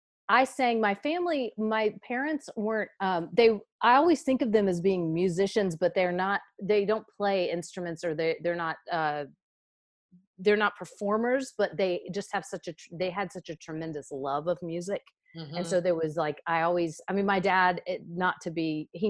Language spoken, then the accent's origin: English; Raleigh, North Carolina, United States; accent: southern; also born or lived in Chapel Hill, North Carolina; I grew up in North Carolina. I grew up in Raleigh